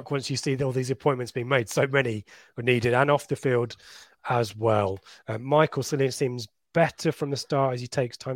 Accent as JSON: {"language": "English", "town": "Oldham", "region": "North West England", "country": "United Kingdom", "said": "Lee, I'm from Oldham, but a town sport of my life."}